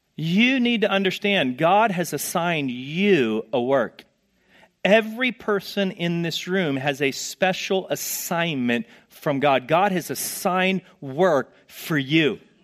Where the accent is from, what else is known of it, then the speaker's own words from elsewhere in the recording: Texas, United States; moved away; I'm from Texas